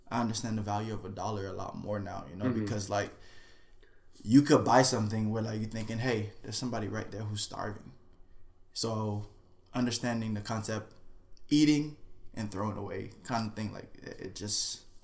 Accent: Haiti; English is a second language; also born or lived in Miami / Florida / New York; now in California, United States; growing up in Miami, I was, 4 years old, after my brother was born. We moved to Haiti after my grandmother passed away.

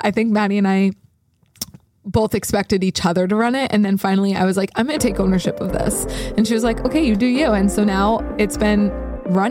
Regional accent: United States; We're American.

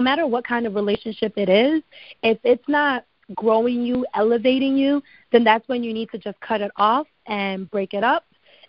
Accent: New Jersey, United States; also born or lived in Ghana; now in Atlanta, United States; What's so interesting about me? I'm from Jersey. I currently live in Atlanta, straight from Ghana.

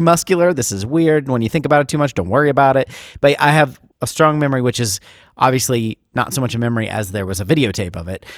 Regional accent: Ohio, United States; I'm, I'm from Ohio

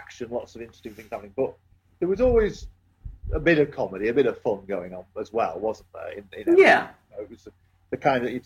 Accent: Yorkshire and the Humber, United Kingdom; I'm a Yorkshireman

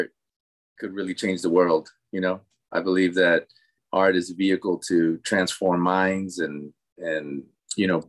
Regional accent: Los Angeles, California, United States; first language Spanish; English is a second language; So I'm first generation born in East LA. My parents were both from Mexico. So I grew up, you know, born and raised in LA and grew up knowing Spanish as my first language

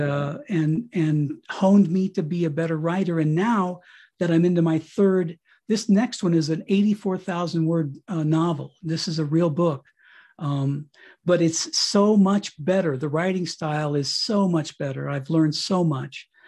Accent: Colorado, United States; moved away as an adult; my wife and I got this, uh, property out here in Colorado, we came back to my hometown

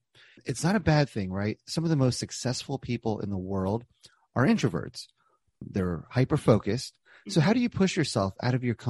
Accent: New Jersey, United States; I'm from Jersey.

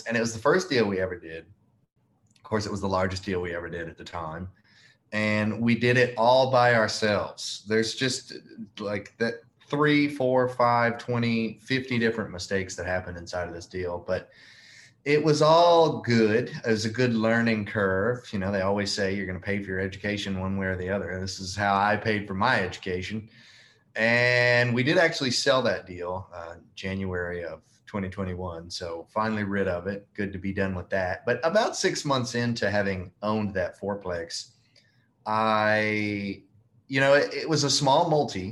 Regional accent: Memphis, Tennessee, United States; moved away as an adult; now in Mobile, United States; I'm from Memphis, Tennessee, but I moved to Mobile, Alabama, which is where our portfolio is, roughly about 4 years ago

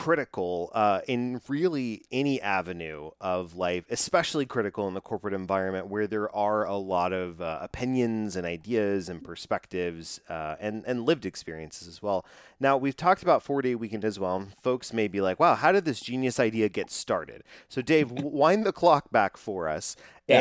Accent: Dallas-Fort Worth area, Texas, United States; I grew up here in the Dallas-Fort Worth area.

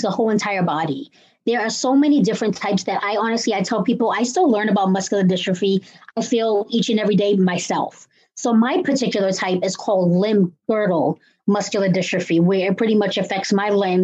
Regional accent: Cambridge, Massachusetts, United States; I'm from Cambridge, Massachusetts

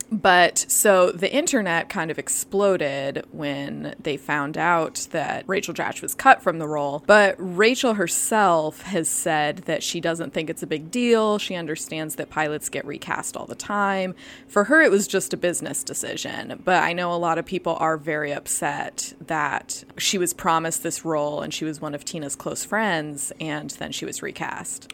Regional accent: Midwest, United States; I'm from the Midwest

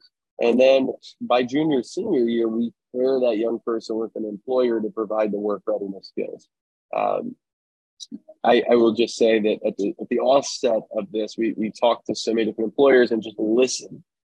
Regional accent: East Coast, United States; now in Sacramento, United States; I am from the East Coast originally. I've been in Sacramento now for about 12 years.

